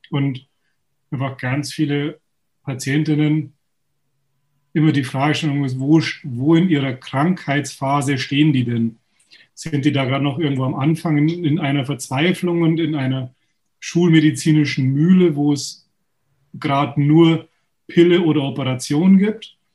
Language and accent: German; Munich, Bavaria, Germany; komme aus München, bin geboren in München, praktiziere in der Nähe von München